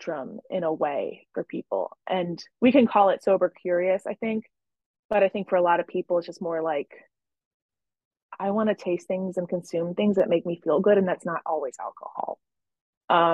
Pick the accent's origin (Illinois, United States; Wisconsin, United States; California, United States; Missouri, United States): Illinois, United States; Chicago; I'm from Chicago.